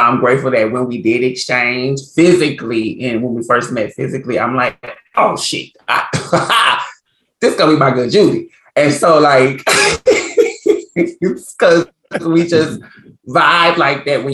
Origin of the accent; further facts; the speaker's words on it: Port Arthur, Texas, United States; also born or lived in New Orleans, Louisiana; now in Los Angeles, United States; I grew up in Port Arthur, Texas, by way of New Orleans, Louisiana.